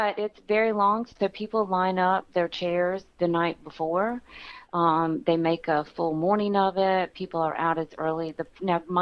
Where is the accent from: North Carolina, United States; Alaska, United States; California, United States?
North Carolina, United States; New Bern; now in Southport, United States; I am from New Bern, but have been living in Southport for 24 years